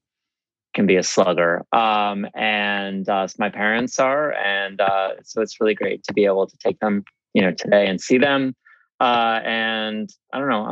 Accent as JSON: {"language": "English", "town": "New Haven", "region": "Connecticut", "country": "United States", "also_born_or_lived": "Normal, Illinois", "moved": "as an adult", "lives_now": "Chicago, United States", "said": "I'm from the East Coast. I'm from New Haven."}